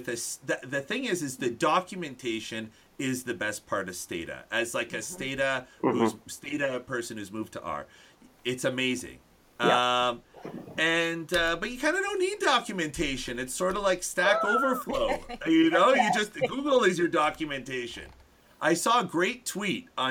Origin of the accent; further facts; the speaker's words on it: Canada; As a Canadian